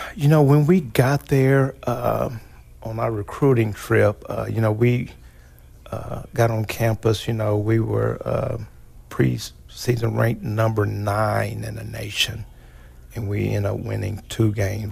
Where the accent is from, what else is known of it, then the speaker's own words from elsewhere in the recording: Hobart, Oklahoma, United States; where's where's Hobart at? And I'll tell them it's Western Oklahoma